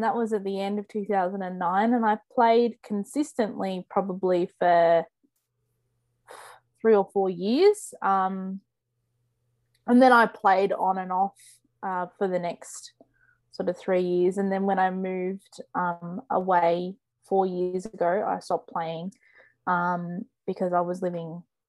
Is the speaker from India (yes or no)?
no; Australia; being Australian